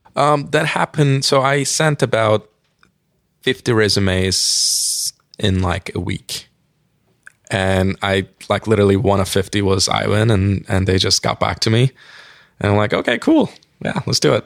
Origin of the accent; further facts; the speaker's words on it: Turkey; English is a second language; moved away as an adult; now in United States; I'm an immigrant, obviously, like, I'm from Turkey